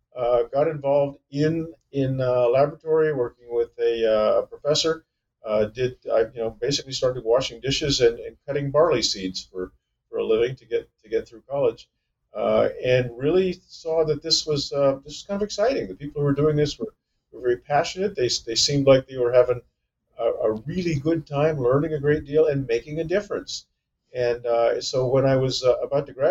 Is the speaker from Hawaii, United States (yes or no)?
no; Northern California, United States; I was born and raised in Northern California